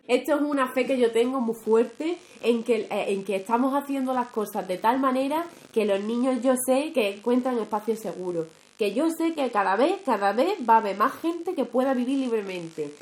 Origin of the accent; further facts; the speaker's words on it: Rociana del Condado, Andalusia, Spain; moved away; Mi pueblo, ya que hablemos de Andalucía, Rociana